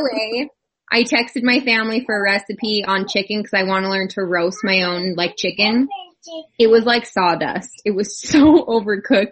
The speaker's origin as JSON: {"language": "English", "region": "Idaho", "country": "United States", "said": "we're from Idaho"}